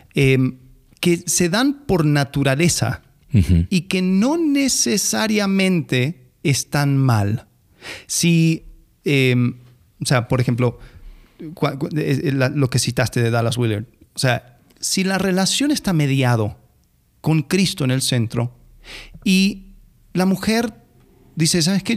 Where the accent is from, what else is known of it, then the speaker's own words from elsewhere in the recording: Argentina; como, argentino